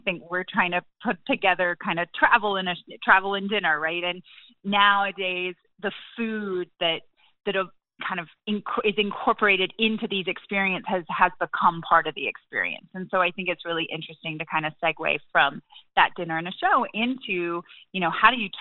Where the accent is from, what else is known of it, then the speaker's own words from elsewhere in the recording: England, United Kingdom; moved away as an adult; also born or lived in Cambodia; now in United States; I grew up in England